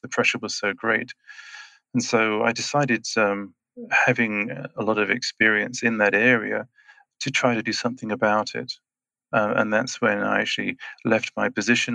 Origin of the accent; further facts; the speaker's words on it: England, United Kingdom; moved away as an adult; also born or lived in Switzerland; now in Schwyz, Switzerland; I'm Swiss and British, so I was born in England and uh, then I grew up, spent the other 30 years in Switzerland.